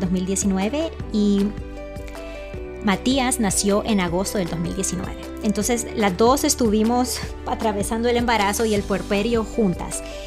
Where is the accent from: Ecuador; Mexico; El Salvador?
El Salvador; now in Virginia, United States; yo soy salvadoreña